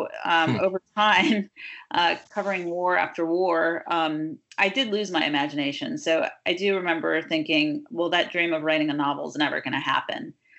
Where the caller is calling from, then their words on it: Redondo Beach, California, United States; I am calling from Redondo Beach, California right now.